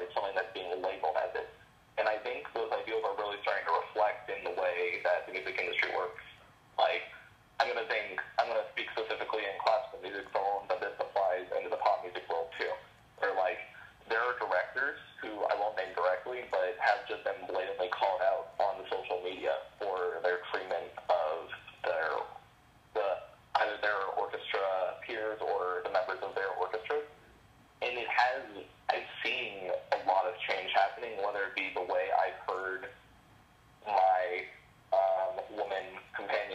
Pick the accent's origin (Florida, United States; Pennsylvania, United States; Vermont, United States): Florida, United States; Central; I am a violinist from the Central Florida community